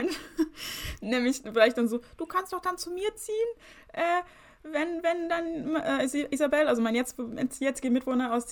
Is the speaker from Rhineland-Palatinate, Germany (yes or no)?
yes; Rhineland-Palatinate, Germany; Aus Rheinland-Pfalz. Aus, Aus